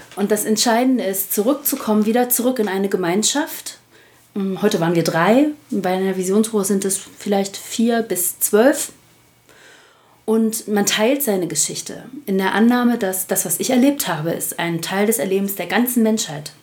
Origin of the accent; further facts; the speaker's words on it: Spreewald, Brandenburg, Germany; now in Essen, Germany; Geboren bin ich allerdings im Spreewald, also ich bin ein echtes Landei